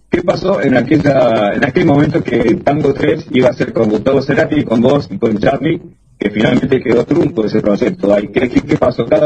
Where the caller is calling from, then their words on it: Córdoba, Argentina; Hola Pedro, desde Córdoba … de Radio Nacional Córdoba.